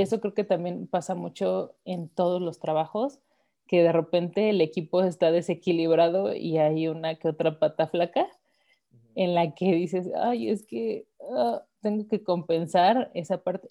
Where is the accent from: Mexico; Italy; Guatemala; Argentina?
Mexico; Yo te puedo hablar como mujer mexicana